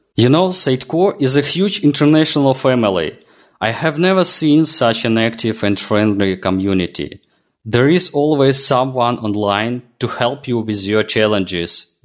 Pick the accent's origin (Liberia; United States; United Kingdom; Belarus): Belarus; I'm from Belarus